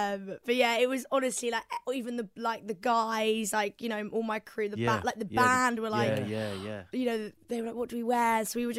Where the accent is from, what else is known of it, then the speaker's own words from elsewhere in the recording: Whitstable, South East England, United Kingdom; So I'm from Whitstable, and basically they've got like the best fish and chips.